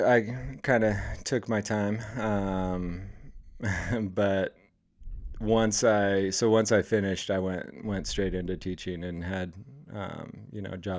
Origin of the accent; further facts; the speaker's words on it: Oregon, United States; moved away; also born or lived in The Dalles, Oregon; So, I born and raised in Oregon.